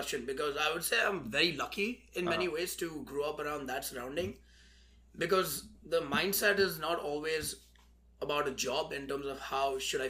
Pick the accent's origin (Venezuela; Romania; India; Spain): India; moved away; growing up in India